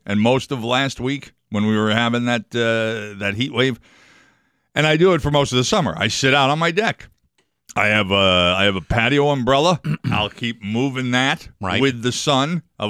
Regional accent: New York, United States; accent: New York; That was my New York accent coming in again.

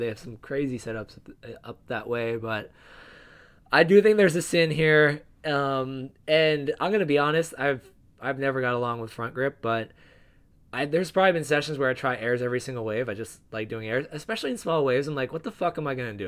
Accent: New Jersey, United States; I'm from New Jersey

